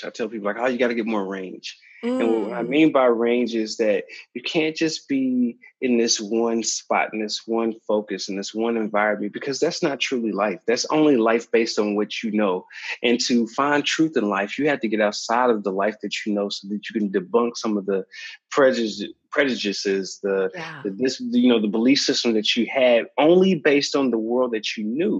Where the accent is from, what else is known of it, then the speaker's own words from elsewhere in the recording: Kansas City, Missouri, United States; moved away; my hometown in Kansas City, Missouri, and I never moved outside of that space